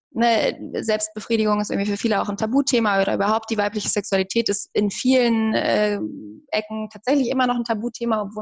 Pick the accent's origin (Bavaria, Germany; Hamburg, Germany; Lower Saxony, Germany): Hamburg, Germany; moved away; ich komme ursprünglich aus Hamburg